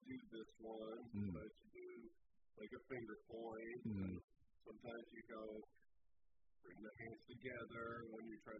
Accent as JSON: {"language": "English", "town": "Douglasville", "region": "Georgia", "country": "United States", "tie": "born or raised there", "said": "Never had it in my life, and I went to Red Velvet Bistro down in Douglasville, Georgia, my hometown."}